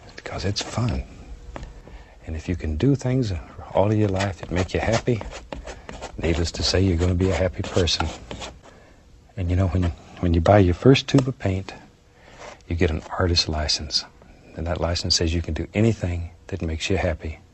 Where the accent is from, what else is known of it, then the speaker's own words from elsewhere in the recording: Florida, United States; moved away as an adult; also born or lived in Alaska; I was born and raised in Florida